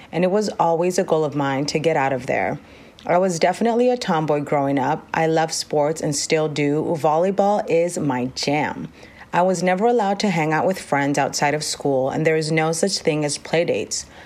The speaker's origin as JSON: {"language": "English", "town": "Rosemead", "region": "California", "country": "United States", "tie": "born or raised there", "also_born_or_lived": "Los Angeles, California", "said": "I am the oldest of four and grew up in Rosemead, California"}